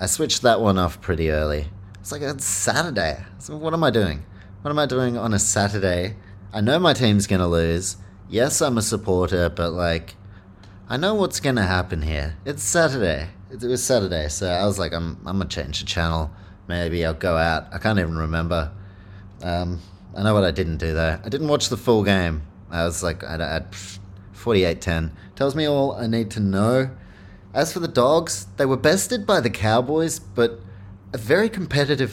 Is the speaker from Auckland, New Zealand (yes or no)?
yes; Auckland, New Zealand; Auckland, my hometown, also the Warriors' hometown